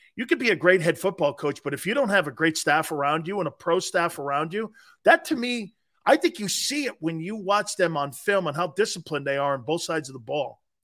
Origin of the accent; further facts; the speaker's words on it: Connecticut, United States; also born or lived in New York area; I'm a New England kid, I'm from Connecticut